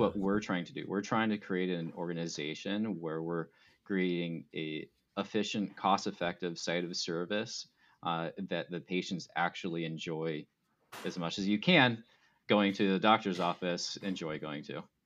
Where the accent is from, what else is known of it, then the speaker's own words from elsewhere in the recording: Arizona, United States; I grew up in Arizona